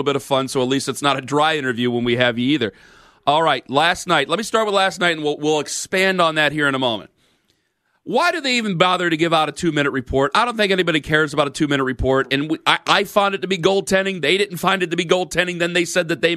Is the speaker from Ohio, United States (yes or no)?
yes; Cleveland, Ohio, United States; I'm from Cleveland